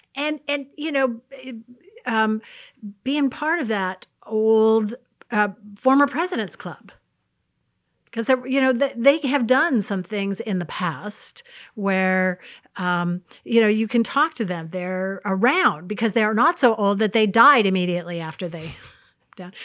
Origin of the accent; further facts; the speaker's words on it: United States; born, um, about eighty miles north of an artificial line, and so I'm an American